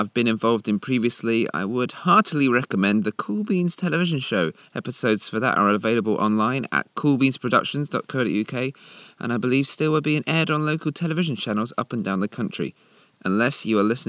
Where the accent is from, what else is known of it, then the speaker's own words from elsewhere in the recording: Essex, East of England, United Kingdom; I come from Essex.